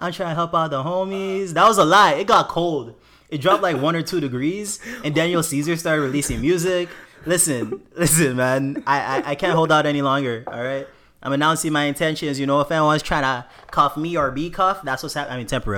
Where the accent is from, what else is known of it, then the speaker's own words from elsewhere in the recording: Nigeria; As a Nigerian man